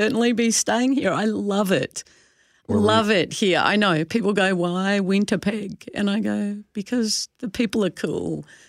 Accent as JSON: {"language": "English", "country": "Australia", "moved": "yes", "lives_now": "Canada", "said": "I'm an Aussie"}